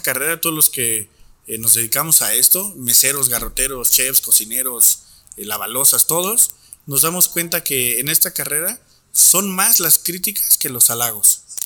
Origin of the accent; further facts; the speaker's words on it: Torreón, Coahuila, Mexico; Nací en Torreón, Coahuila, allí en el año de 1991